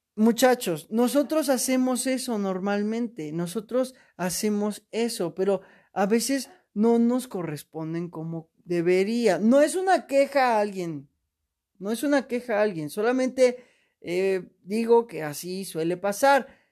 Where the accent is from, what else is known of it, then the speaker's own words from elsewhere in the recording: Mexico; soy mexicano